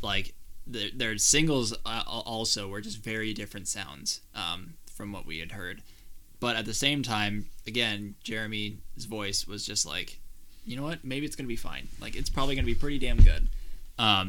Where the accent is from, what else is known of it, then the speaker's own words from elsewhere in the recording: Minnesota, United States; We're from Minnesota, where it snows most months of the year.